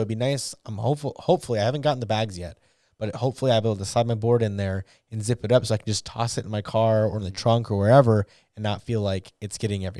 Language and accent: English; Northern Germany, Germany; from Northern Germany. I've been skateboarding since my school days. Now turning 58.